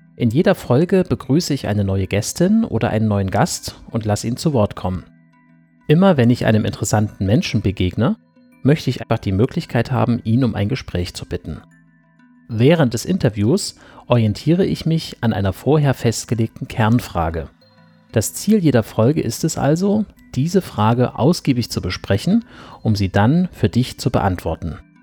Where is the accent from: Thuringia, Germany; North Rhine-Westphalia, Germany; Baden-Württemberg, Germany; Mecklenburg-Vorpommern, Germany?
Thuringia, Germany; Weimar; moved away as an adult; also born or lived in Dortmund / Wuppertal / Berlin; now in Halle (Saale), Germany; Ursprünglich stamme ich aus dem thüringischen Weimar. Dort bin ich die ersten 19 Jahre aufgewachsen